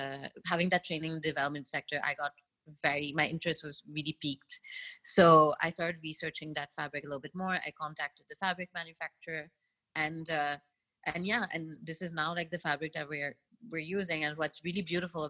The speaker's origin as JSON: {"language": "English", "country": "Mauritius", "tie": "born or raised there", "moved": "as an adult", "lives_now": "India", "said": "So as an island girl growing up in Mauritius"}